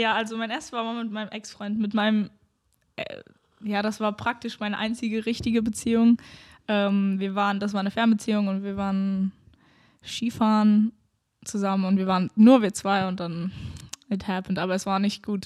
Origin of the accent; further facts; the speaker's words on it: North Rhine-Westphalia, Germany; now in Berlin, Germany; ich komme ja aus NRW